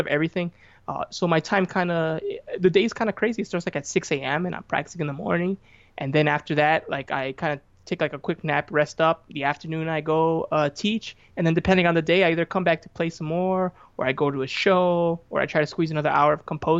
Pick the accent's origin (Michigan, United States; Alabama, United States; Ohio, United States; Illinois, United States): Illinois, United States; Chicago; I'm from Chicago, and you know, the Midwest